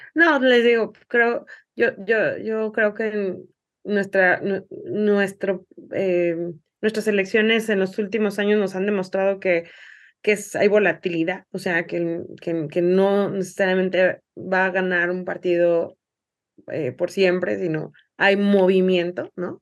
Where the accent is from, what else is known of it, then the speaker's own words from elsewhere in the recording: Mexico; also born or lived in Jalisco; como mexicanas y mexicanos